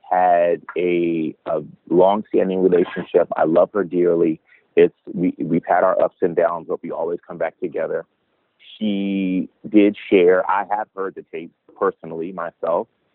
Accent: Washington, District of Columbia, United States; also born or lived in Cleveland, Ohio; I moved to D.C. when I was 9 months old

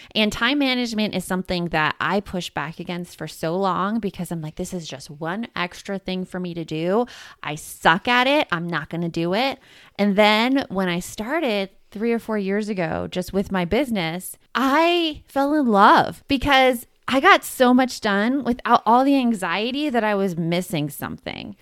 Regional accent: Tucson, Arizona, United States; also born or lived in Gilbert/Chandler, Arizona; in Tucson where I grew up

